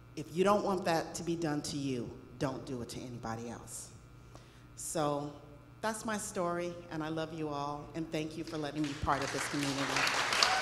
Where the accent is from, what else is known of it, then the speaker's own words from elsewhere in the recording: Los Angeles, California, United States; when I was a little girl, I grew up in Los Angeles.